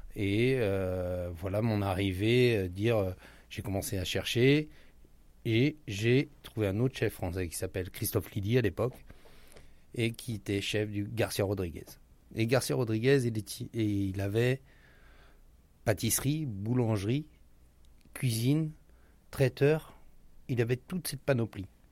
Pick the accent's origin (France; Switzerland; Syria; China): France; moved away as an adult; now in Rio de Janeiro, Brazil; on est français